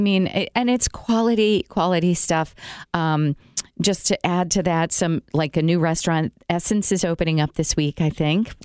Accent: Elkhart, Indiana, United States; also born or lived in New York; now in Elkhart, United States; I was born in Elkhart Hospital

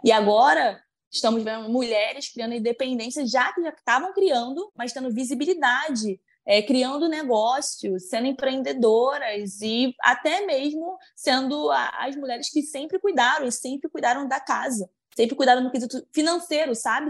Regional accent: interior of Bahia, Brazil; sou do interior da Bahia

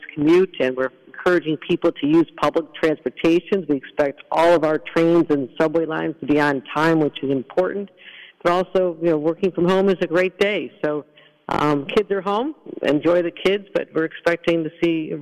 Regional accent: Buffalo, New York, United States; I'm from Buffalo

